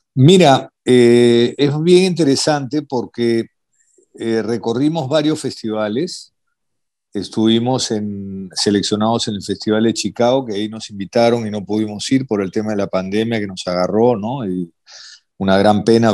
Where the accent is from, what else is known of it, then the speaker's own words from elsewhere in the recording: Peru; siendo peruano